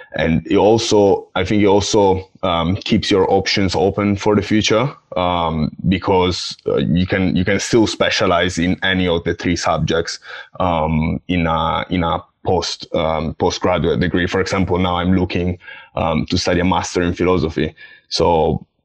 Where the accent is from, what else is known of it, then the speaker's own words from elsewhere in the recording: Italy; moved away as an adult; now in Essex, United Kingdom; I come from Italy